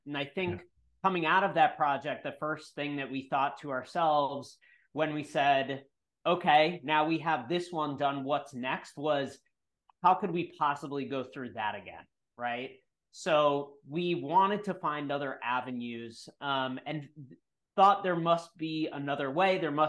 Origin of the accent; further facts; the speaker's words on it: New York, United States; I'm from New York